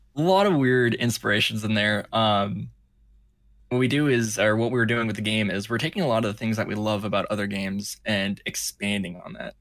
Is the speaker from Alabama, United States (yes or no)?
no; California, United States; moved away; I was, uh, born and raised in California